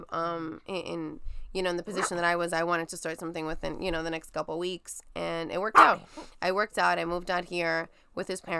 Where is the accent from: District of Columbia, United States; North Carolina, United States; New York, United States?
New York, United States; Brooklyn; also born or lived in Florida; so um, I'm born and raised in Brooklyn. lived lived in New York most of my life. Graduated high um, graduated high school. Moved to Florida for college.